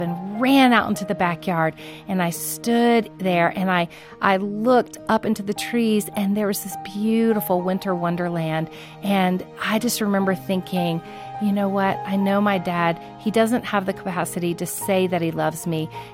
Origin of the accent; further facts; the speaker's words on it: Florida, United States; I grew up in Florida